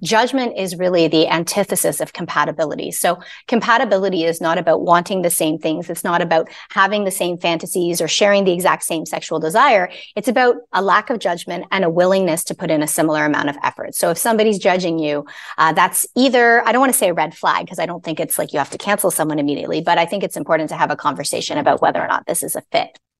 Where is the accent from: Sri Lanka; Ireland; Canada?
Canada; I'm Canadian. I'm not American